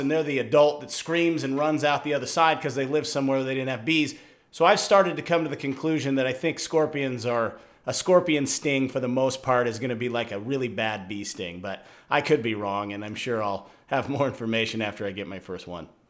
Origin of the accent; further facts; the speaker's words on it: Washington, United States; now in Arizona, United States; growing up in Washington